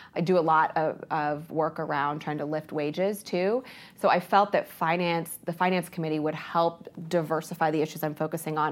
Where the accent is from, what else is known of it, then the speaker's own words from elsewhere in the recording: Ohio, United States; also born or lived in Columbus, Ohio / Lorain County, Ohio / Licking County, Ohio; I grew up in two places. My mom and dad divorced when I was little. I was born in Columbus, but, uh, my dad moved to Lorain County. My mom moved to Licking County